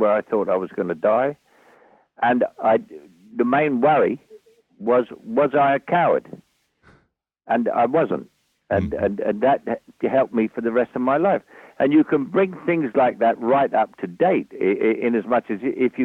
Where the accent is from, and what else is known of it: London, United Kingdom; born or raised there; accent: Cockney